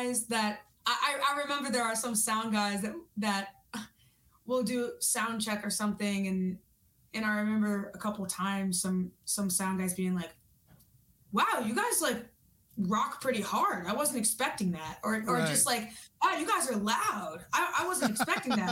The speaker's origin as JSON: {"language": "English", "region": "New York", "country": "United States", "said": "I'm from New York."}